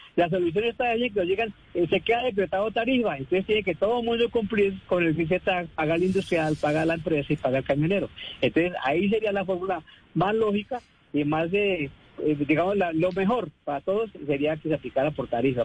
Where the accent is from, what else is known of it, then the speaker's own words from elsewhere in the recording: Colombia; nosotros como colombianos, como compatriotas